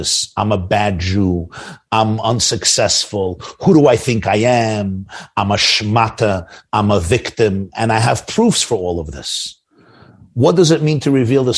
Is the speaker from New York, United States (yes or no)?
yes; New York, United States; We're New Yorkers. I'm a New Yorker.